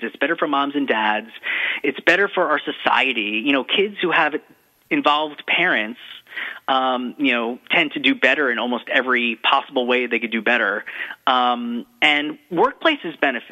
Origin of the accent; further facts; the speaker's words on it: New York, United States; being a New Yorker